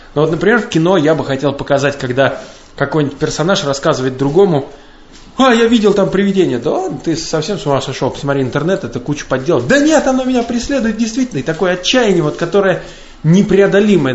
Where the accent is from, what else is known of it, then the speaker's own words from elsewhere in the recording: Kashira, Moscow Oblast, Russia; я из Каширы, это подмосковный город